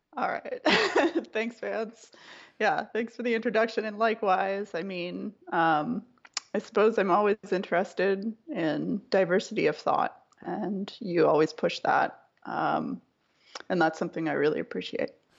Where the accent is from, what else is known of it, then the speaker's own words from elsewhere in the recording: Nova Scotia, Canada; moved away as an adult; now in Sacramento, United States; grew up in a pretty small province called Nova Scotia.